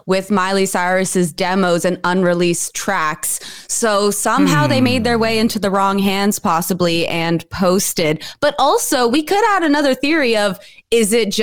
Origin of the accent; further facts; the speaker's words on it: United Kingdom; moved away; I'm British